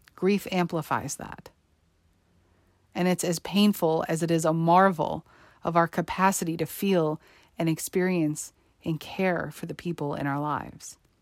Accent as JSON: {"language": "English", "region": "New York", "country": "United States", "tie": "born or raised there", "said": "Growing up in New York, and attending high school on Staten Island on September eleventh, two thousand one"}